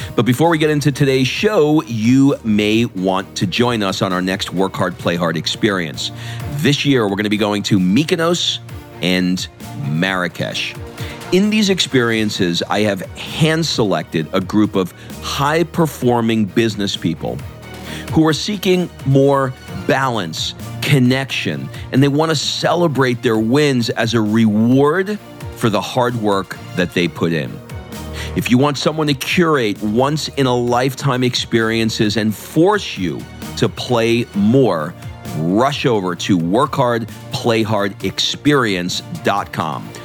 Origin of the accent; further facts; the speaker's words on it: New York City, New York, United States; I grew up in Queens, uh, New York, not that far from Jersey.